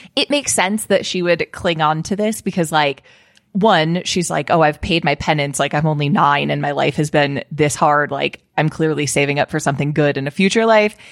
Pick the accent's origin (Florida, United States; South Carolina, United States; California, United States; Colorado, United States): Colorado, United States; my home state of Colorado